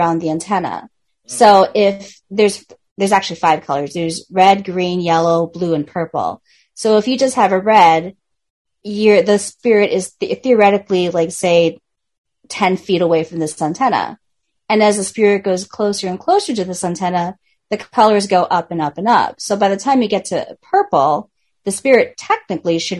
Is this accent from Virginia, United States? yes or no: no; Milwaukee, Wisconsin, United States; that's my hometown